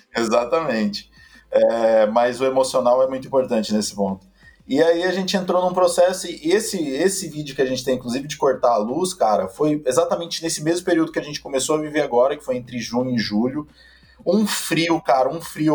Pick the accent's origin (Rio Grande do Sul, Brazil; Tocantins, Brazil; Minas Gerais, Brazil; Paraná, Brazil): Tocantins, Brazil; Palmas; moved away as an adult; now in São Paulo, Brazil; Eu sou de Palmas, Tocantins